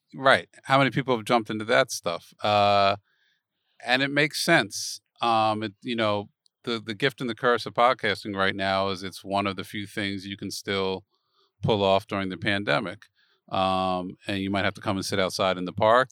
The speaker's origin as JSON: {"language": "English", "town": "Philadelphia", "region": "Pennsylvania", "country": "United States", "moved": "yes", "said": "I'm originally from Philadelphia"}